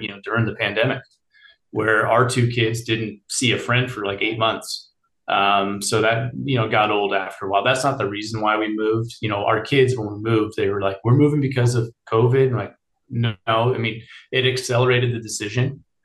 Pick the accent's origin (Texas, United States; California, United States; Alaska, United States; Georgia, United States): California, United States; Bay Area; born and raised in the Bay Area